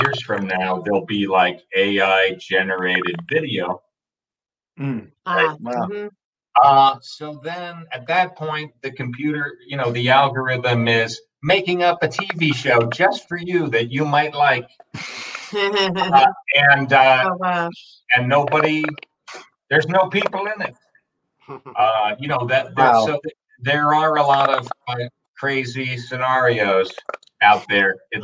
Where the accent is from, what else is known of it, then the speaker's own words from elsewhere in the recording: New England, United States; moved away as an adult; also born or lived in Seattle; I'm originally from New England